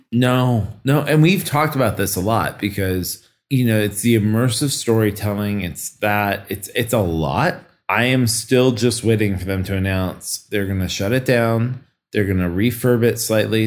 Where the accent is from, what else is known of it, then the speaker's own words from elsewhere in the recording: Kansas City, United States; moved away; I am from Kansas City